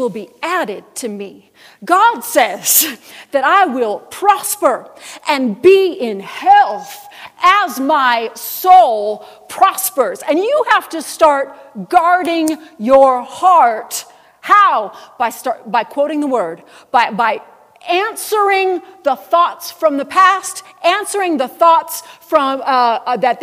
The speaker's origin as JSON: {"language": "English", "town": "Buffalo", "region": "New York", "country": "United States", "tie": "born or raised there", "said": "I grew up in Buffalo, New York"}